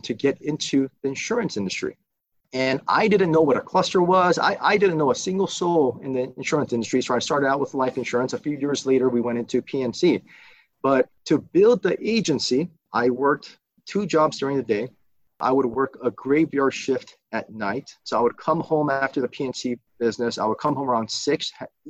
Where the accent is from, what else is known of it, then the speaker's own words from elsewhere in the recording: Burbank, California, United States; also born or lived in South Korea; Came here in 1984, 1985, and I grew up in Burbank